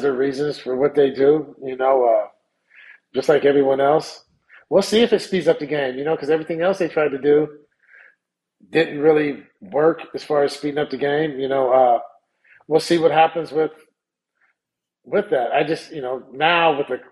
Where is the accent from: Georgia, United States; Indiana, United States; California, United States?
California, United States; Sacramento; I'm from South Sacramento